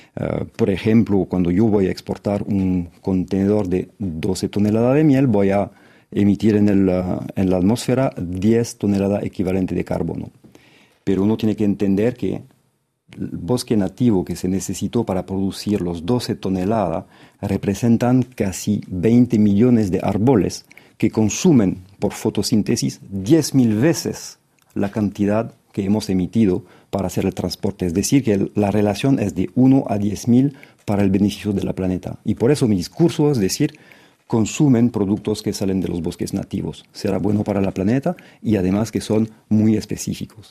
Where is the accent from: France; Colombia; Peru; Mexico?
France; como francés